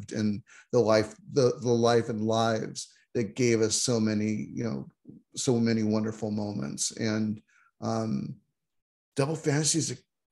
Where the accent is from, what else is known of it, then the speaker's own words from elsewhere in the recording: Seattle, Washington, United States; moved away as an adult; now in Toronto, Canada; I'm an American, moved to Canada a little over a decade ago. I'm now a dual citizen, but anyway, grew up in the Seattle area.